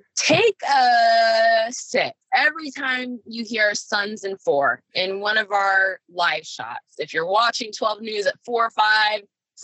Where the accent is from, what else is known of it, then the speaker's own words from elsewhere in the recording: Phoenix, Arizona, United States; my hometown team. And I'm Valley